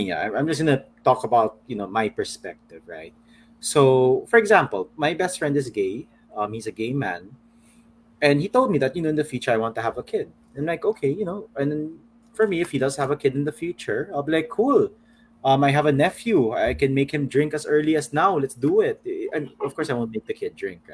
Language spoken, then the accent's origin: English; Manila, Metro Manila, Philippines; I'm from Manila